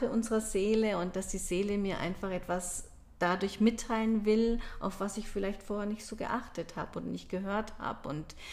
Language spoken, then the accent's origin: German; Munich, Bavaria, Germany; dass ich komme ja aus München und ich liebe meine Heimatstadt und ich merkte plötzlich, dass ich gern nach München wieder zurückkehren möchte.